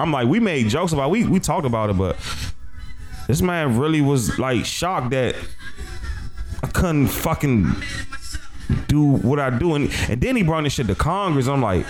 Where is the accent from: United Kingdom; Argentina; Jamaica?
Jamaica; Son, that nigga might, I'm Jamaican, son.